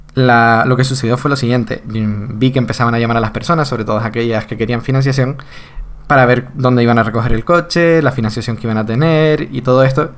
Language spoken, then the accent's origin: Spanish; Canary Islands, Spain; los canarios